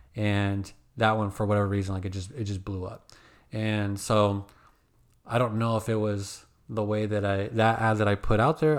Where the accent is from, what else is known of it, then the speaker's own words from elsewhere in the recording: Phoenix, Arizona, United States; when I grew up in Phoenix, dude, I woke up, like, if you look down the street, it's all palm trees.